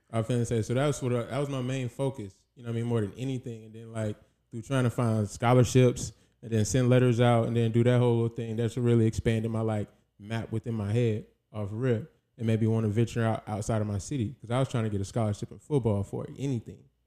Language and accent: English; South Carolina, United States; moved away as an adult; also born or lived in Jacksonville, Florida; now in Los Angeles, United States; I grew up mainly in Carolina. I moved from Florida at seven, and then from Carolina, I stayed there till, well, like, twenty-three, twenty-four